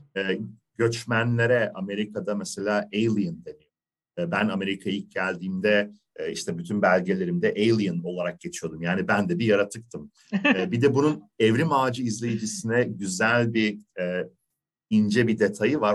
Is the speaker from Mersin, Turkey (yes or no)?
no; İzmir, Turkey; Ben İzmirliyim